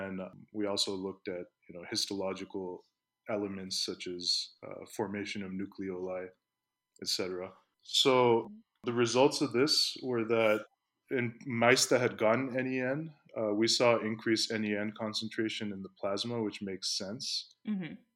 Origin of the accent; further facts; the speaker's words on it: Palo Alto, California, United States; moved away as an adult; also born or lived in Pakistan; now in Las Vegas, United States; I grew up in Palo Alto